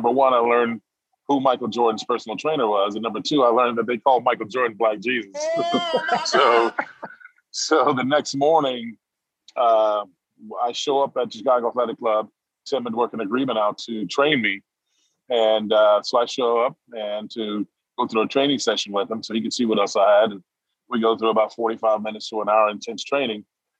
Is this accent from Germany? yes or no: yes; Heidelberg, Baden-Württemberg, Germany; also born or lived in Jackson, Mississippi; Well, so I was born in Jackson, Mississippi, and I was raised partially in Heidelberg, Germany.